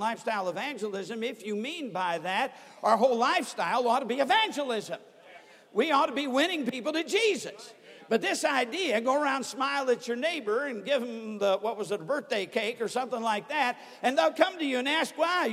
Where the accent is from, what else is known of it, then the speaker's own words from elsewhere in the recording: Sturgis, Michigan, United States; I was brought up in Sturgis, Michigan